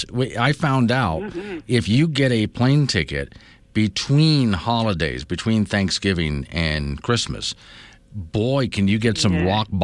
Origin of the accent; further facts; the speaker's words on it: Sanibel/Captiva, Florida, United States; now in Wyoming, United States; we grew up on San Miguel Captiva